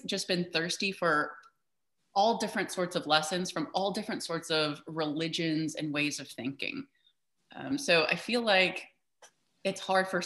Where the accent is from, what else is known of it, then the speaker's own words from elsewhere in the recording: Midwest, United States; I grew up in the Midwest